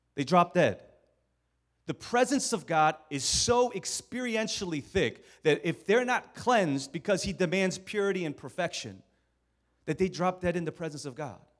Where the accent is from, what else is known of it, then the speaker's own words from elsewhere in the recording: Maryland, United States; moved away as an adult; also born or lived in Norristown, Pennsylvania; I'm from Maryland